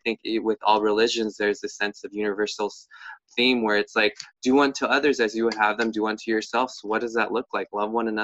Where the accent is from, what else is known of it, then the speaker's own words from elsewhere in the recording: United States; we as the American people